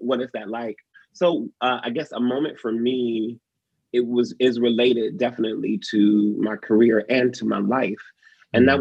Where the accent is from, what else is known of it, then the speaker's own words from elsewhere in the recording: Detroit, Michigan, United States; moved away; I grew up in Detroit.